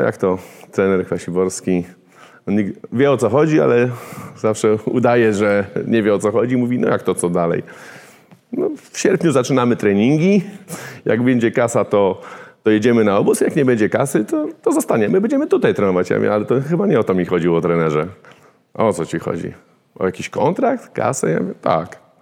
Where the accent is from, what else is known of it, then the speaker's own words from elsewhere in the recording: Warsaw, Masovian Voivodeship, Poland; tam gdzie ja się wychowywałem na woli